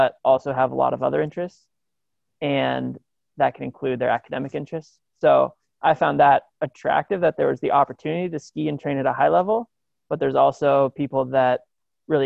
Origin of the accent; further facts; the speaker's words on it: Bozeman, Montana, United States; I was born and raised in Bozeman, Montana.